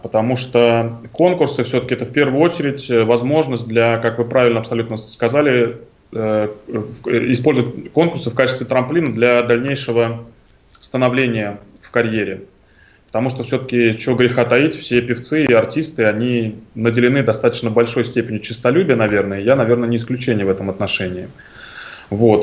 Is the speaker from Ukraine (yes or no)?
no; Tashkent, Uzbekistan; now in Moscow, Russia; я родился в Ташкенте